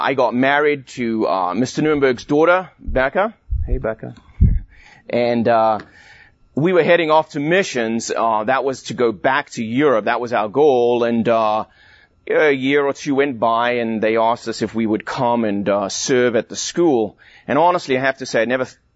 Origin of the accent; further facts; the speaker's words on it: South Africa; also born or lived in London, England; I was born in England, in London, a long time ago. And when I was 9 years old, my family immigrated to South Africa.